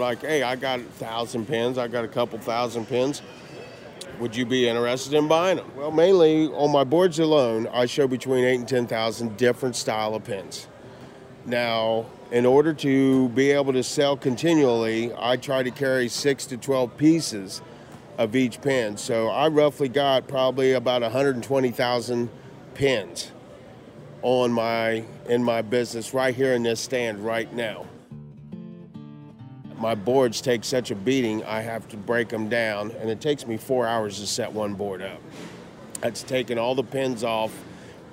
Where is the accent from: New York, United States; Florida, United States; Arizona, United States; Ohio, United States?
Ohio, United States; Wilmington; moved away as an adult; also born or lived in Hillsboro, Ohio; I was born in Wilmington, Ohio. I now reside on the open road, but I grew up in Wilmington and Hillsboro, Ohio